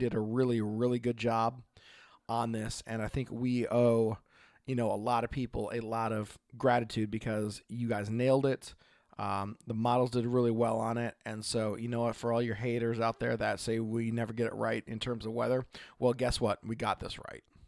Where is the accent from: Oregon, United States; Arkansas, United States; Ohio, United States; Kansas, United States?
Oregon, United States; from Oregon